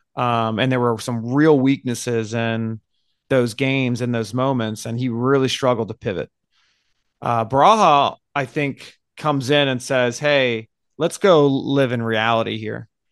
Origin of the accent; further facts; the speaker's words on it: United States; we're American